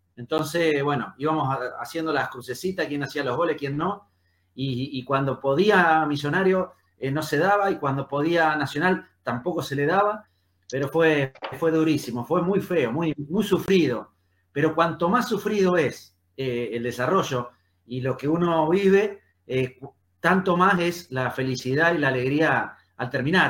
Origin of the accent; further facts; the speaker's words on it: San José de la Esquina, Santa Fe, Argentina; moved away; also born or lived in Buenos Aires / Rosario; mi pueblo, en el lugar de donde nací, donde vive mi familia, que se llama San José de la Esquina